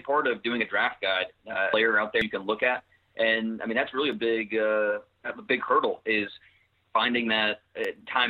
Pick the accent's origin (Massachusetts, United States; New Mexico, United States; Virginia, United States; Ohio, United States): Ohio, United States; Northeast; Growing up in Northeast Ohio